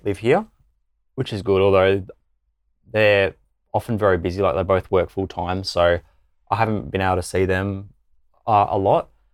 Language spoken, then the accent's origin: English; Mildura, Victoria, Australia; moved away as an adult; now in Adelaide, Australia; I'm originally from, um, Mildura in Victoria